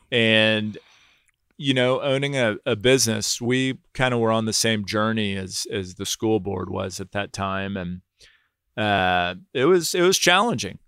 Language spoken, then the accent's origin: English; Houston, Texas, United States; also born or lived in Nashville, Tennessee / New York; I was born in Nashville, Tennessee, uh, moved to Houston when I was three years old